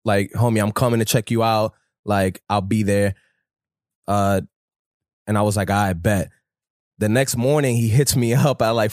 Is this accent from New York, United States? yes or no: yes; New York City, New York, United States; I'm from the Bronx